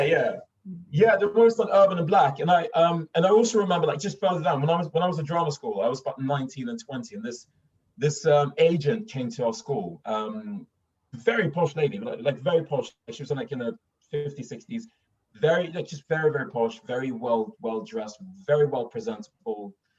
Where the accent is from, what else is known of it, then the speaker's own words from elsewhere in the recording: Stockholm, Stockholm County, Sweden; accent: Stockholm; moved away as an adult; now in London, United Kingdom; I'm I'm from Stockholm. I grew up in Stockholm.